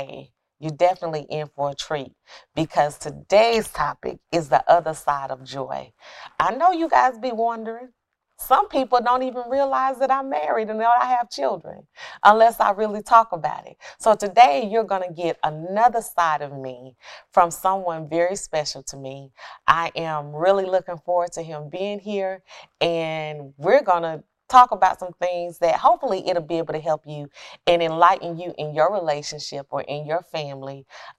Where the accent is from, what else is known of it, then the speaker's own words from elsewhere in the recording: Alabama, United States; Yeah, because I came from Alabama, so I was waiting to get shipped off to go to the military.